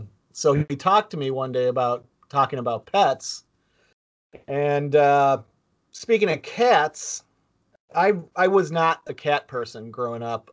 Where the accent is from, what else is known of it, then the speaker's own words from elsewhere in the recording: Buffalo, New York, United States; Jerry and I both grew up in Buffalo